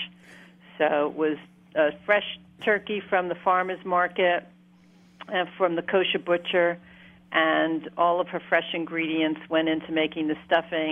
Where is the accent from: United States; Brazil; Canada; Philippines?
United States; New York City, New York; for our family growing up in Brooklyn